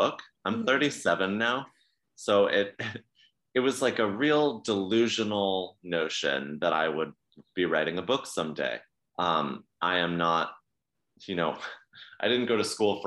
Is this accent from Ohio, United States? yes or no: no; Connecticut, United States